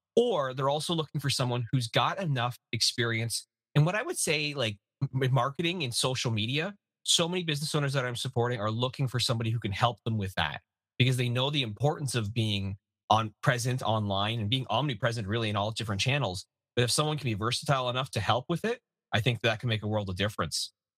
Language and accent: English; Canada; As a Canadian